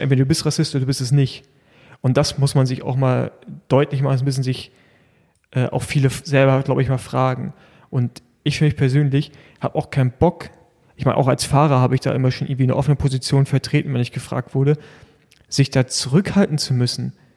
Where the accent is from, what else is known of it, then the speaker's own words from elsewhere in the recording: Germany; bei uns in Deutschland